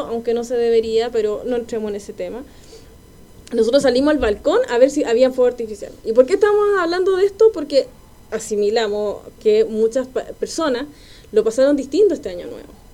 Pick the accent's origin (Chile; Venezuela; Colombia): Chile; Quilpué, Valparaíso; now in Santiago, Chile; Yo soy de Quilpué